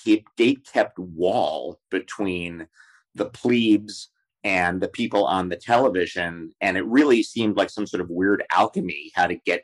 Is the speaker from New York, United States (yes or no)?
yes; New York City, New York, United States; I was born in, I'm from deep Queens, but I grew up in Midtown and I spent my last couple of years in Astoria.